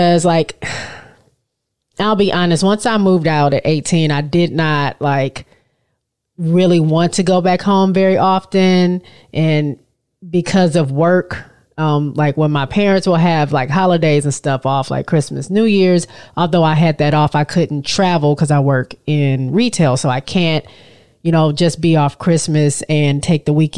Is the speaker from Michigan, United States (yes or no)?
yes; Michigan, United States; moved away; I'm from Michigan, we're from Michigan